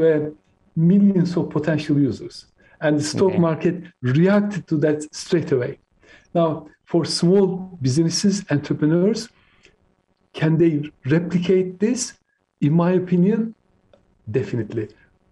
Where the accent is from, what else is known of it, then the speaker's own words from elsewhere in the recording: Turkey; first language Turkish; English is a second language; moved away as an adult; now in United Kingdom; I came to UK when I was 18, so I lived longer in the UK than I lived in my home country, Turkey.